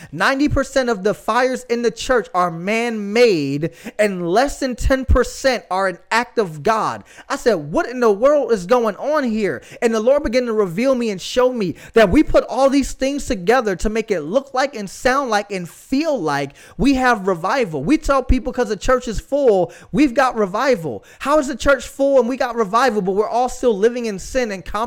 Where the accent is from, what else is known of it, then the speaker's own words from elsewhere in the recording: Florida, United States; I live in Florida, guys. I'm from Florida. I've lived Florida most of my life